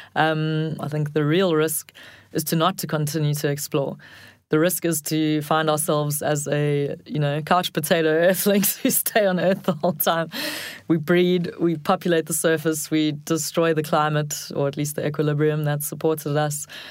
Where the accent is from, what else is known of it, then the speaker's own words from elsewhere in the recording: South Africa; as a South African